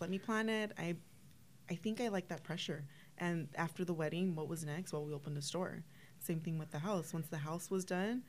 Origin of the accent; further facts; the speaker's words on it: Los Angeles, California, United States; now in Whittier, United States; So I grew up in Boyle Heights in LA.